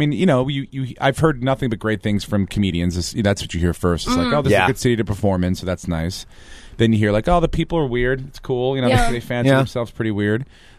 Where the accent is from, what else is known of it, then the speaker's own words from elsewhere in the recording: New York, United States; I grew up in New York